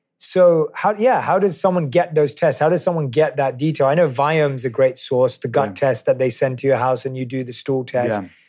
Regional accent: London, United Kingdom; I'm asking as someone who was born and raised in London, obviously, like, how much of this is accessible in the United States or across the world?

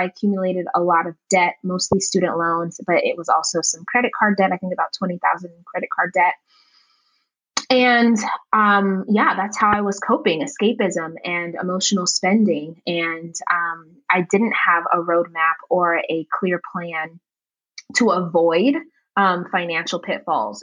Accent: Las Vegas, Nevada, United States; also born or lived in Uganda; I was born in Uganda and I was raised, you know, here in the States in Las Vegas

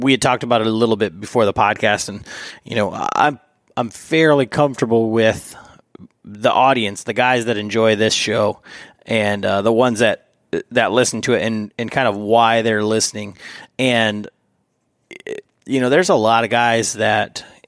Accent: Michigan, United States; I'm from Michigan

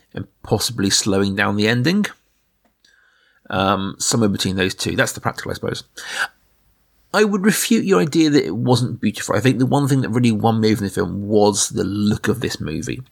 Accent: Middle England, United Kingdom; we are two guys from Middle England

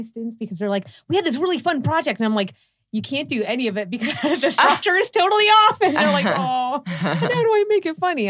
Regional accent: Pittsburgh, Pennsylvania, United States; also born or lived in New York; now in Los Angeles, United States; So I moved here from New York. I mean, I'm originally from Pittsburgh, but I spent a lot of my life in New York.

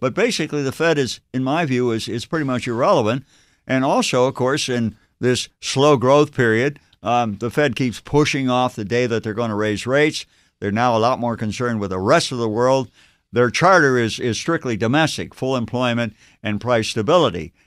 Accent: Ohio, United States; moved away as an adult; also born or lived in Massachusetts / Stanford, California; I grew up in Ohio, I'm here in Massachusetts

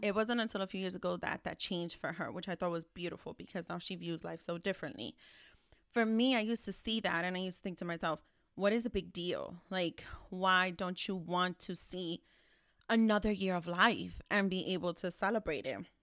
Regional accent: New York City, New York, United States; We're from the Bronx

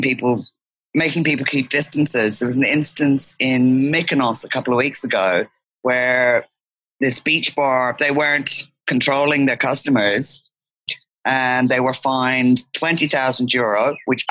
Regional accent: Ireland; moved away as an adult; also born or lived in Sydney, Australia; now in Antiparos, Greece; I grew up in Ireland. When I was 28, I moved to Australia, lived in Sydney for 23 years.

